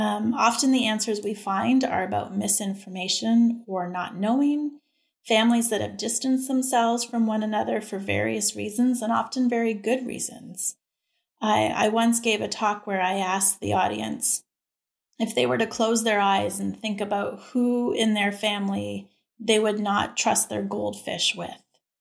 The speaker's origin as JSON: {"language": "English", "country": "Canada", "moved": "yes", "lives_now": "Texas, United States", "said": "But I have to say that when I came to Texas from Canada, I was really surprised and very impressed"}